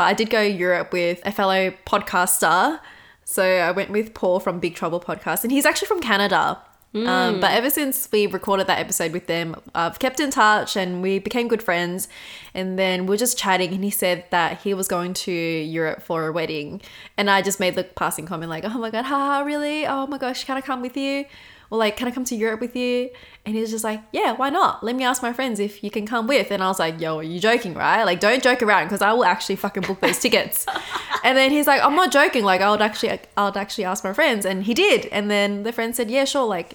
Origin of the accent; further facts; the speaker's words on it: Melbourne, Victoria, Australia; I'm from Melbourne